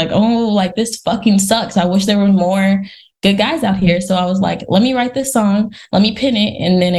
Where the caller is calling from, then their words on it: California, United States; I am a new upcoming artist and also an actress. I am calling from California.